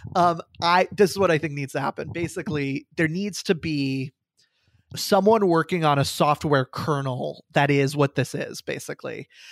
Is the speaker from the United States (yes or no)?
yes; Falls Church, Virginia, United States; I am from Falls Church, Virginia. I am coming to you live right now from Falls Church, Virginia. I grew up there.